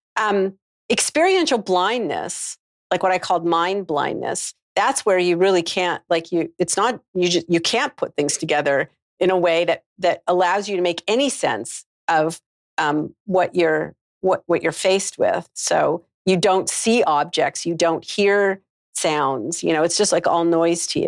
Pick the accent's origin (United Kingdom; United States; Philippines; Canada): Canada; moved away; I'm from Canada originally.